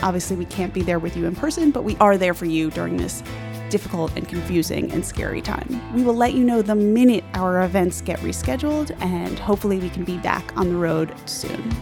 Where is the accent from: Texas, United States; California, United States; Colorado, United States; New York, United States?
New York, United States; Long Island; I'm from Long Island